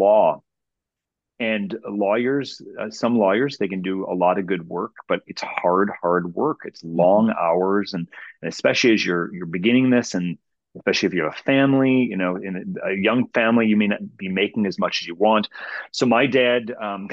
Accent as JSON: {"language": "English", "town": "Cleveland", "region": "Ohio", "country": "United States", "tie": "born or raised there", "said": "I'm from Cleveland"}